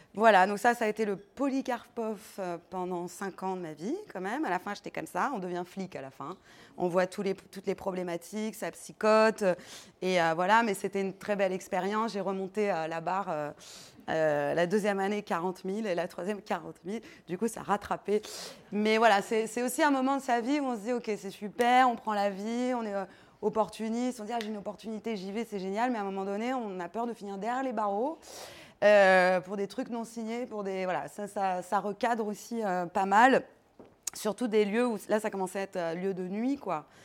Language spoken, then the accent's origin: French; Paris, Île-de-France, France; also born or lived in Granada; j'ai grandi à Paris, du côté de Gare de Lyon